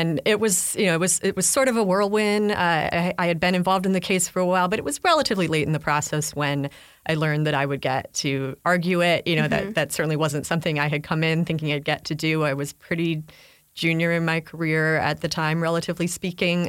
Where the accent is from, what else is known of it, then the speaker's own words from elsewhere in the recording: Chicago, Illinois, United States; I grew up in Chicago